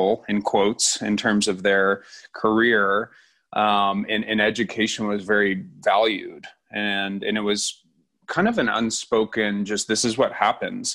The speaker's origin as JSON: {"language": "English", "area": "Bay Area", "region": "Northern California", "country": "United States", "tie": "born or raised there", "also_born_or_lived": "New Jersey / Boston", "said": "I was born in New Jersey, but I didn't spend much time there. I grew up primarily in the Bay Area in Northern California"}